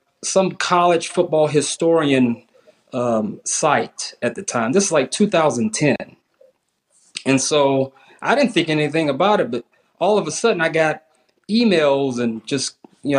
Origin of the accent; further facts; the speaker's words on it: South Carolina, United States; I grew up in South Carolina, which was a bedrock of, FBS and FCS teams.